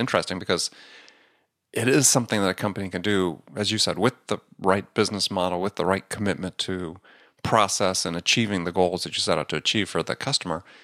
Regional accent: Wisconsin, United States; also born or lived in New York / San Diego; now in Manhattan, United States; I grew up in Wisconsin.

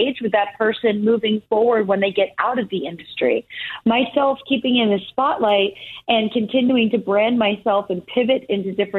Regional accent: Easton, Pennsylvania, United States; moved away as an adult; I grew up in Easton, Pennsylvania.

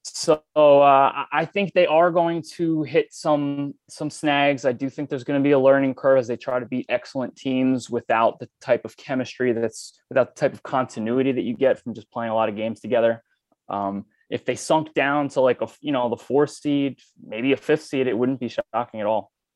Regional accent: New York, United States; I grew up in New York

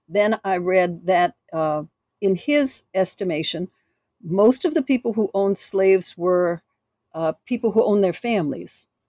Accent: New Orleans, Louisiana, United States; I'm from New Orleans

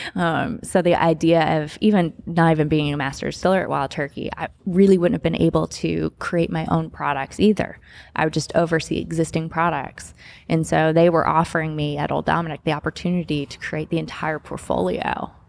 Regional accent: Kentucky, United States; now in Memphis, United States; growing up in Kentucky

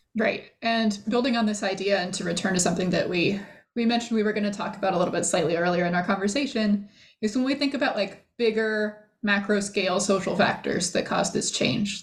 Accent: Davis, California, United States; I, I, uh, grew up in Davis, then I went to UC Santa Cruz

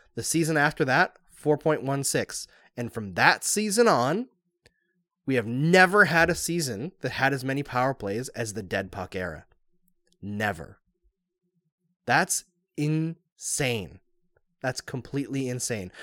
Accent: Canada; I'm Canadian too

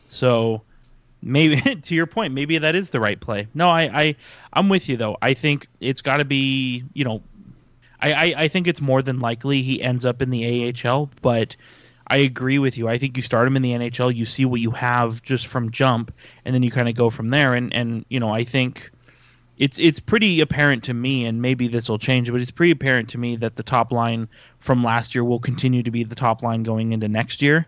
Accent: San Jose, California, United States; being from San Jose

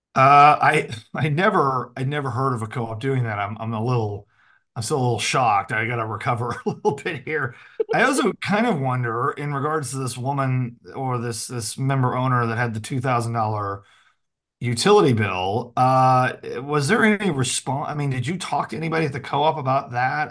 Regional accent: the Ozarks, United States; I'm a hick from the Ozarks

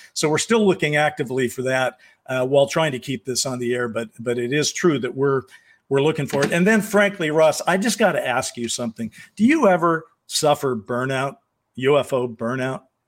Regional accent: United States; I'm an American who's been around for a long time

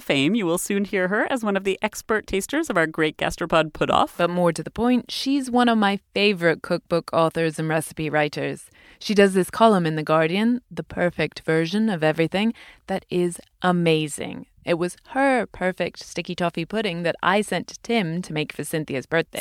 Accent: United Kingdom; I'm British.

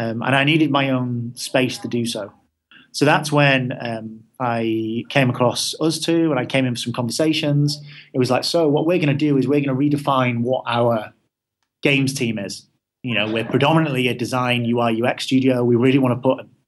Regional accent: Manchester, North West England, United Kingdom; I'm from Manchester, so there's not that many game studios around there

